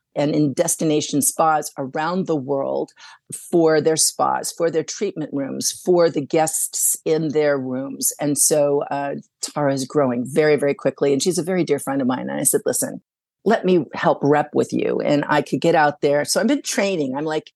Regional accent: Saudi Arabia; So I grew up in Saudi Arabia, so that was like a little call to the Middle East.

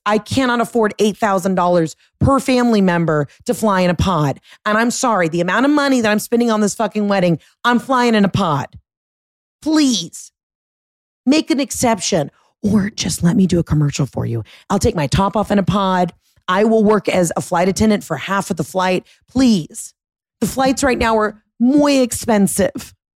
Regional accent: Atlanta suburbs, Georgia, United States; I'm a Gentile from the Atlanta suburbs

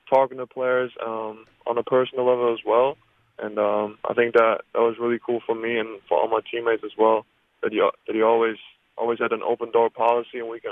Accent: Germany; moved away as an adult; growing up in Germany

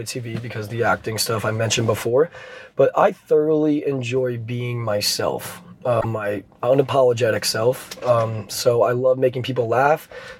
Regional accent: Rhode Island, United States

